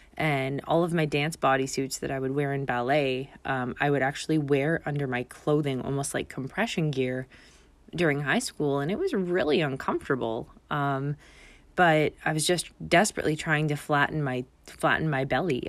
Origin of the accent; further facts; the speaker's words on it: Canada; moved away as an adult; now in Bermuda; my father's Bermudian, and I grew up in Canada